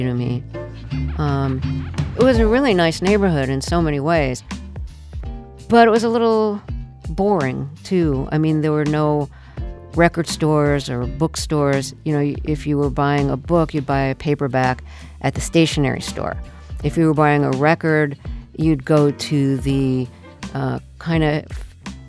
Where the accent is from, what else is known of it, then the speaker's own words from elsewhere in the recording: New York City, New York, United States; I grew up in the Sheepshead Bay neighborhood of Brooklyn